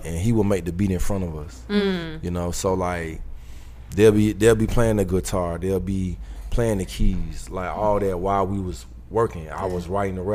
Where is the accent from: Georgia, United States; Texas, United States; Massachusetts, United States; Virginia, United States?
Georgia, United States; Lithonia; I'm from the east side, Lithonia.